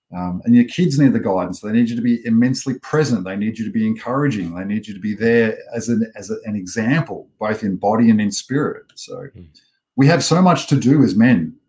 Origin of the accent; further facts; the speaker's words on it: Australia; I am an Australian born and bred man